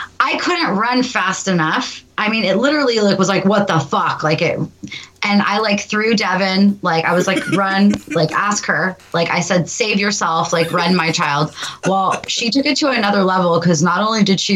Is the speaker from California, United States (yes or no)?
yes; California, United States; I'm fucking from California